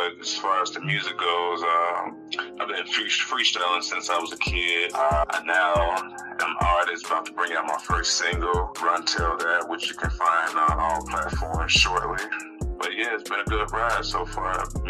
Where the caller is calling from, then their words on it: Chicago, Illinois, United States; I'm calling from Chicago, Illinois.